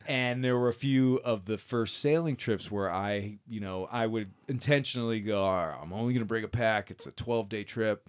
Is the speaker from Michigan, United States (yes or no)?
yes; Michigan, United States; growing up in Michigan